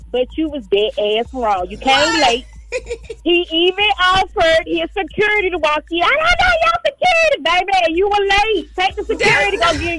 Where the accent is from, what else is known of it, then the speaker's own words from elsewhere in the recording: Florida, United States; I'm from Florida.